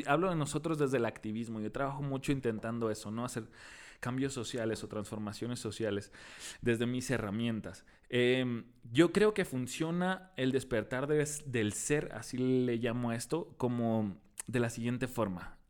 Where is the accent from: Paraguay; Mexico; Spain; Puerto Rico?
Mexico; Tijuana, Baja California; ¿no eres de aquí? Le digo, no. ¿De dónde vienes? De Tijuana.